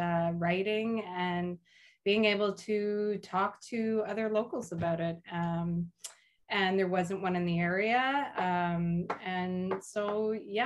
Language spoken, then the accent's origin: English; Arnprior, Ontario, Canada; I grew up on a farm between Arm Prior and Renfrew, and I went to high school in Arm Prior